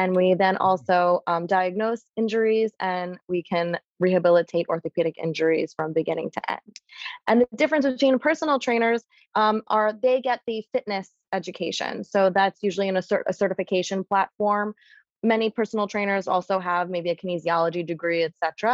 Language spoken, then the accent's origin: English; New York City, New York, United States; I grew up in New York City